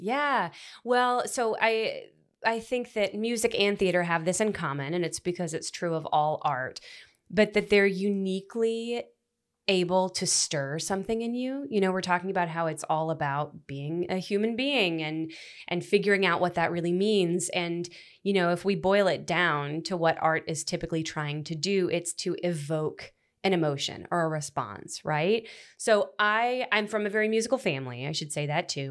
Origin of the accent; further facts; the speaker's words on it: Florence, Alabama, United States; also born or lived in Memphis, Tennessee; I was born in Memphis, but I lived in Florence from the time I was, like, eleven. So, I typically say I'm from Florence.